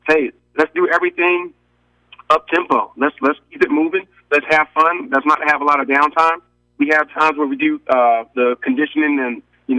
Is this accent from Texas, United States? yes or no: no; Maryland, United States; now in Savannah, United States; I'm from Maryland